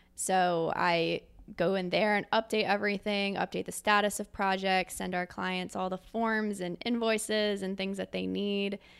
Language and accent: English; Philadelphia, Pennsylvania, United States; moved away as an adult; also born or lived in New York City; now in Columbus, United States; I'm originally from Philadelphia, Pennsylvania, grew up there my entire life